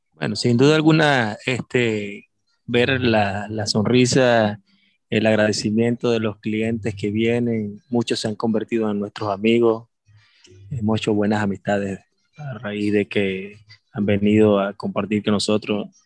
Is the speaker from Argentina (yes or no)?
no; Maracaibo, Zulia, Venezuela; also born or lived in Nicaragua; now in Granada, Nicaragua; soy de Venezuela, Maracaibo específicamente, Estado Zulia. Tengo ya varios años por acá, por Nicaragua